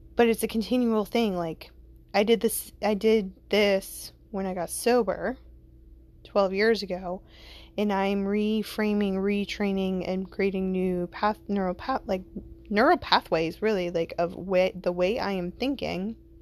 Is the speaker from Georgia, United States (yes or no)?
yes; Atlanta, Georgia, United States; I grew up in Atlanta